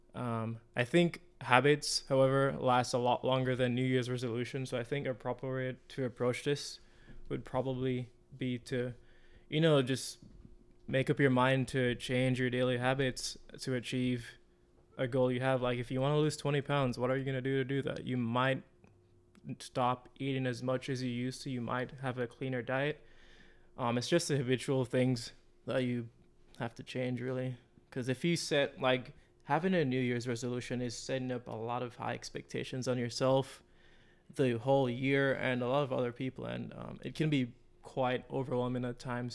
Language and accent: English; Jamaica; moved away as an adult; now in United States; I'm from Jamaica. I came here, um, in twenty eighteen, I think, to study interior architecture